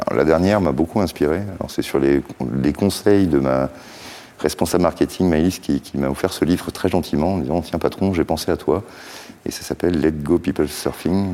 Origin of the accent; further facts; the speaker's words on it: Brest, Brittany, France; on en avait chez nous à Brest